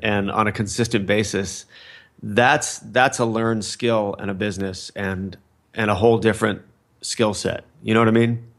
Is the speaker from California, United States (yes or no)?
yes; Fullerton, California, United States; I grew up in Fullerton, California